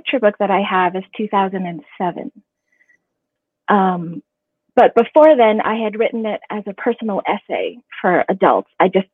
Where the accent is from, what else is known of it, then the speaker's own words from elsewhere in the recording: Ohio, United States; growing up in Ohio